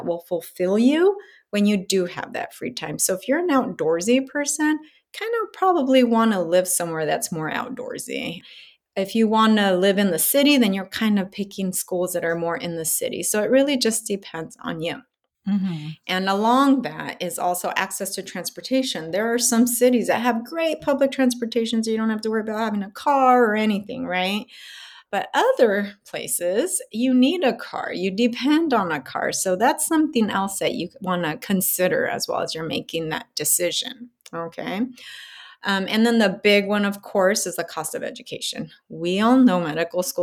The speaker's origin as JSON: {"language": "English", "region": "Southern California", "country": "United States", "said": "I am from Southern California"}